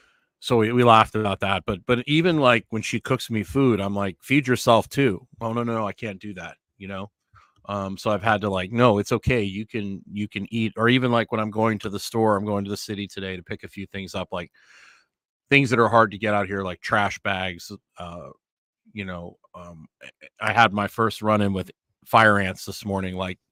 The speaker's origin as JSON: {"language": "English", "town": "Fort Saskatchewan", "region": "Alberta", "country": "Canada", "tie": "born or raised there", "said": "I grew up in Edmonton, Alberta, a town called Fort Saskatchewan, which is just outside Edmonton."}